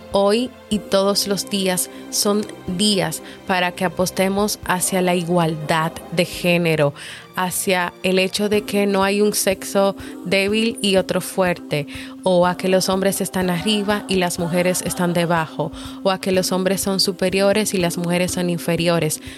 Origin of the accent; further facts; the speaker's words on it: Dominican Republic; en mi país, República Dominicana